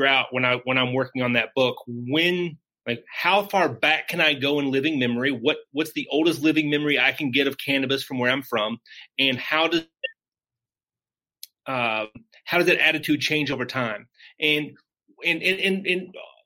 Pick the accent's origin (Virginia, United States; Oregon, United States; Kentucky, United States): Kentucky, United States; Lebanon; now in Louisville, United States; I'm from Lebanon, Kentucky. Geographic center of the state